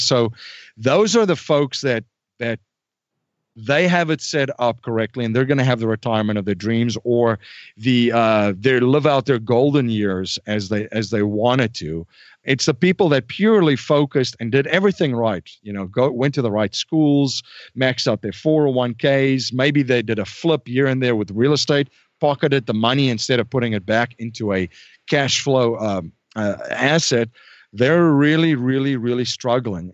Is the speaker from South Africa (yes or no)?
yes; South Africa; moved away as an adult; now in United States; I was born and raised in South Africa.